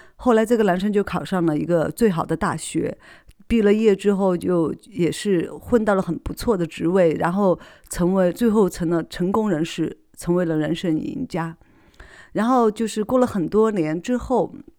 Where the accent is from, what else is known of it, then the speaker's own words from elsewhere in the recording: Sichuan, China; accent: non-standard Mandarin (Sichuan); 因为我是四川人嘛